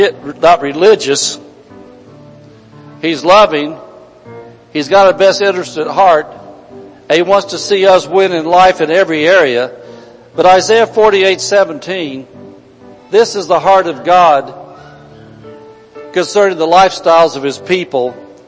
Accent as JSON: {"language": "English", "region": "Indiana", "country": "United States", "said": "Back in Indiana, we came from Indiana"}